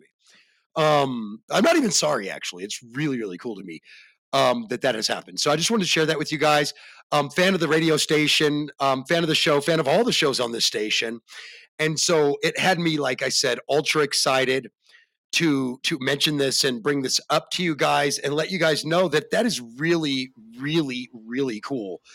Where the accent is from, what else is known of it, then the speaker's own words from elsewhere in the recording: the South, United States; I'm from the South